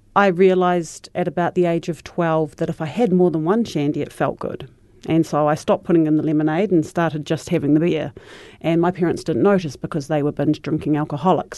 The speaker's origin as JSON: {"language": "English", "town": "Christchurch", "region": "Canterbury", "country": "New Zealand", "tie": "born or raised there", "said": "I was raised in Shirley in Petrie Street"}